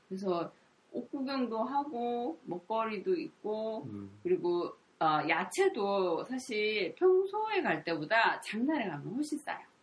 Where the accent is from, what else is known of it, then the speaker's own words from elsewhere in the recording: Gyeongsang, South Korea; moved away as an adult; also born or lived in Seoul; now in Gyeongju, South Korea; 제가 경상도에서 자랐지만